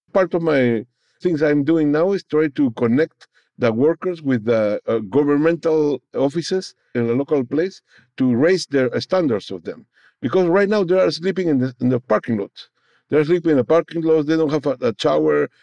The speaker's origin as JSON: {"language": "English", "country": "Peru", "first_language": "Spanish", "second_language": "English", "moved": "as an adult", "lives_now": "New Orleans, United States", "said": "I was brought from Peru, you know, in my original country, to New Orleans, Louisiana"}